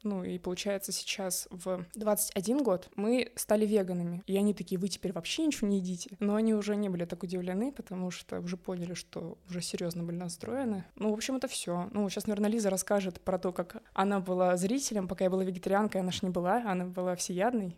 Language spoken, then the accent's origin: Russian; Bishkek, Kyrgyzstan; moved away; also born or lived in Kaluga, Russia; мы из Киргизии, мы родились в Киргизии, в Бишкеке